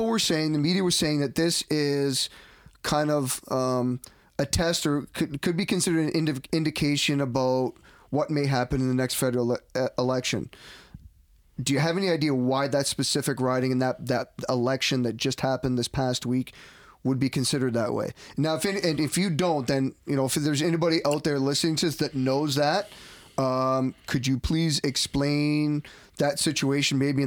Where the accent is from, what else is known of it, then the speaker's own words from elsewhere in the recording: Hamilton, Ontario, Canada; I grew up in the West End